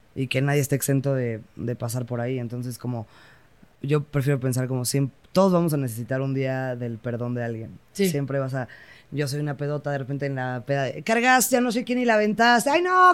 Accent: Querétaro, Mexico; yo crecí en Querétaro

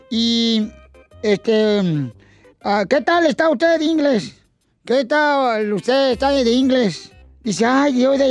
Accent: Michoacán, Mexico; Yo soy borracho, pero soy de Zaguay, Michoacán.

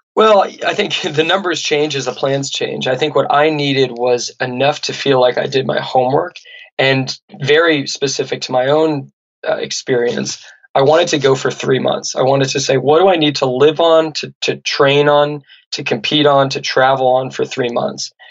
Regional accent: Santa Barbara, California, United States; where I grew up in Santa Barbara

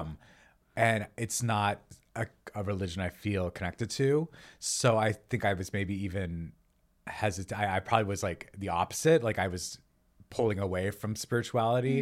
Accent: New Mexico, United States; also born or lived in Los Angeles, United States; now in Encino, United States; I'm from New Mexico. So we wrote, we wrote, wrote a lot of recipes that sort of reflect the food that we grew up eating

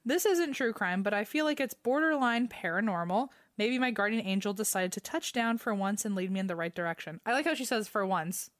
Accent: Virginia, United States; I grew up in Virginia

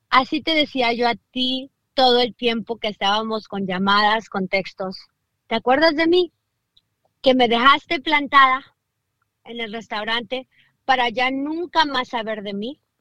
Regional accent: Downey, California, United States; Yo soy de Downey.

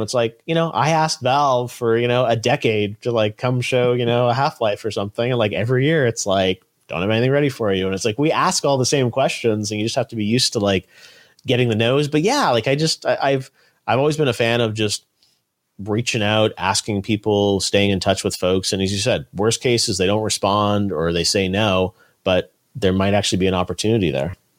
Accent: Toronto, Ontario, Canada; I grew up in Toronto, Canada

